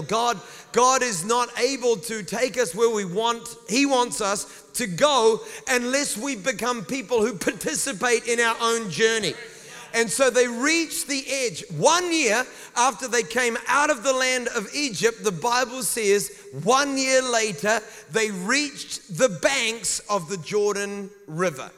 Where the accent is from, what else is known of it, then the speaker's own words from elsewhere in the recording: New Zealand; accent: New Zealand; they just think it's my New Zealand accent